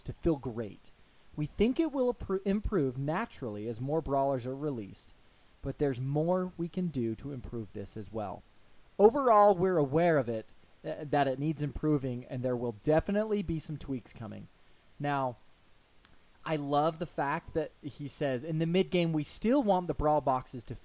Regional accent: United States; we're from the United States.

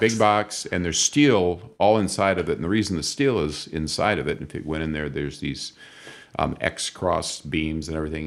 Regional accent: northwest Iowa, United States; moved away as an adult; now in Toledo, United States; my wife and I grew up in northwest Iowa

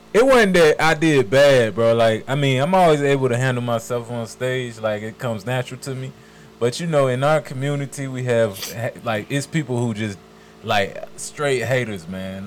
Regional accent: Richmond, Virginia, United States; also born or lived in Decatur, Georgia; now in Stone Mountain, United States; I'm from Richmond, Virginia. I was born in Richmond, Virginia.

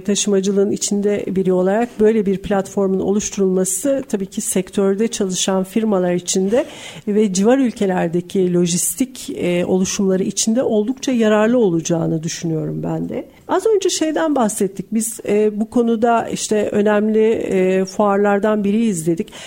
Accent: Istanbul, Turkey; ben de bir İstanbullu olarak

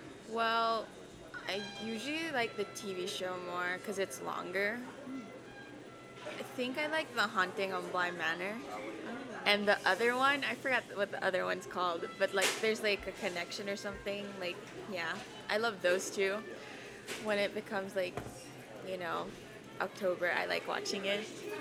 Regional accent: Philippines; moved away; I'm not from here. I'm from the Philippines, so I'm more used to like rainy season and dry season.

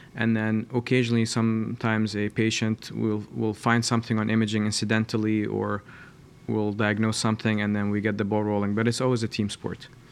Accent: Columbus, Ohio, United States; I'm from Columbus, and I did my, uh, training here, uh, at Ohio State

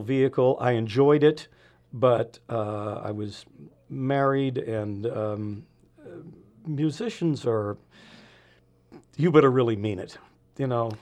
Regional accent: San Francisco, California, United States; born or raised there; moved away as an adult

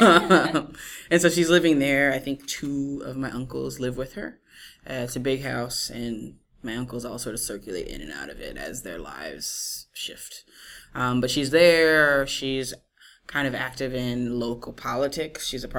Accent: New Orleans, Louisiana, United States; moved away as an adult; also born or lived in Washington, D.C.; now in New York City, United States; I'm originally from Louisiana

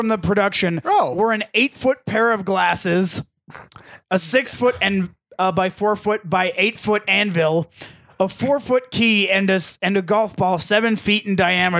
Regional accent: Brooklyn, New York, United States; I'm from Brooklyn.

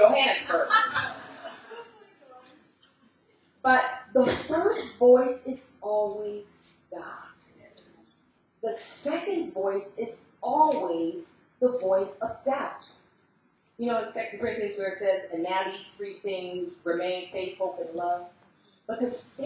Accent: United States; accent: American; I'm the only American

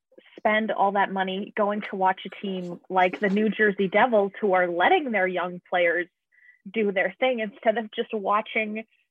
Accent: Canada; I'm Canadian

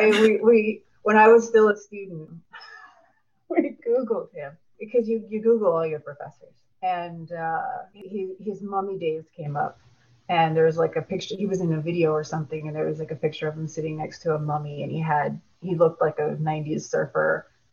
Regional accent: New Jersey, United States; also born or lived in Puerto Rico; Well, I'm from New Jersey, but I've predominantly lived, I mean, in my early childhood, we moved all around. We lived in Puerto Rico, we lived all over.

